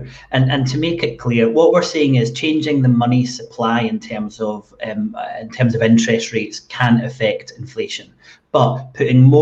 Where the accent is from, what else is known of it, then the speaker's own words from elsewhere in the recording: Scotland, United Kingdom; I was born in 1974 in Scotland